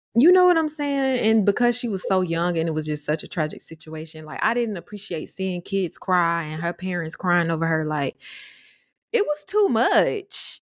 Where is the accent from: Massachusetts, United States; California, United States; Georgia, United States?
Georgia, United States; Atlanta; my roots are Atlanta, Georgia, all the way, but we did move to the burbs